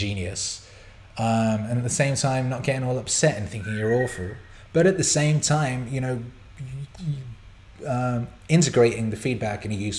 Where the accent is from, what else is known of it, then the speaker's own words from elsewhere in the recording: Bangor, Wales, United Kingdom; I grew up in North Wales, and in the little town I lived, just a tiny little town called Bangor